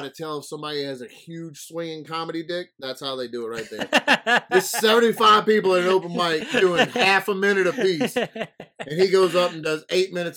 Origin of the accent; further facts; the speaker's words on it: New Orleans, Louisiana, United States; moved away; also born or lived in North Carolina; I'm from New Orleans